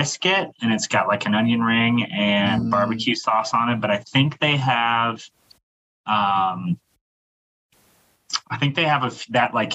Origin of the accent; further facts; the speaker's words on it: Anamosa, Iowa, United States; my hometown, Anamosa